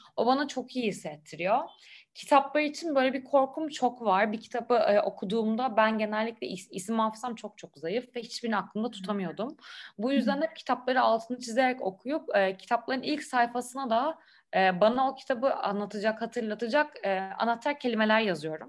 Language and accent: Turkish; Istanbul, Turkey; İstanbul'da doğup büyüdüm.